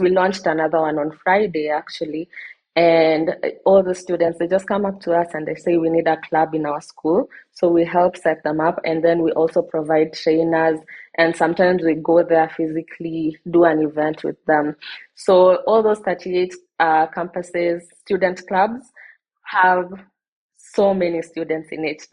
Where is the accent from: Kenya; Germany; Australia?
Kenya; I am from Kenya. I live in Kenya and I'm based in Kenya.